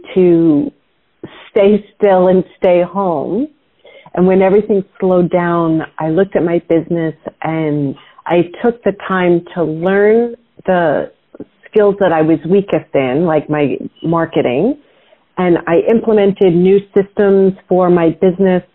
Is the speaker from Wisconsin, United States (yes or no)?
no; New York, United States; I grew up in New York